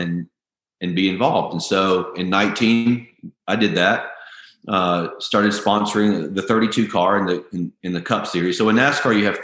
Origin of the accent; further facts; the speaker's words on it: the South, United States; I grew up in the South.